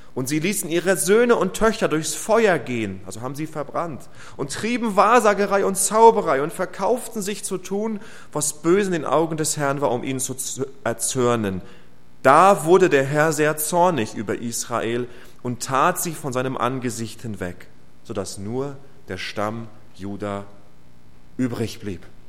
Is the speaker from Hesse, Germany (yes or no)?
no; Rostock, Mecklenburg-Vorpommern, Germany; meiner Heimatstadt in Rostock